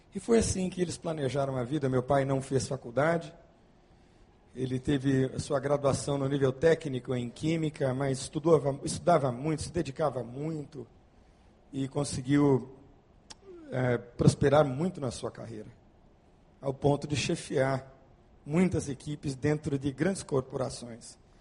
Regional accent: Santo André, São Paulo, Brazil; moved away; also born or lived in Bauru; a minha história é de um menino, como outro qualquer, que morava lá na cidade de Santo André, São Paulo, feliz da vida, tendo sido criado por meus pais

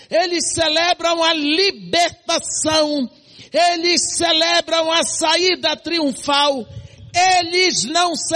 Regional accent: Santarém, Pará, Brazil; born there; moved away; also born or lived in Bahia; Nasci em Santarém do Pará. Mudei para Bahia, outro cenário, para um colégio de freira.

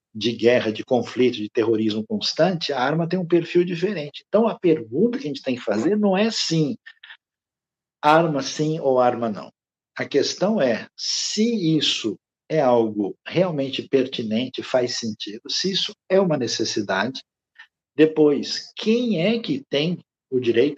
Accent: Brazil; nós, como é, brasileiros

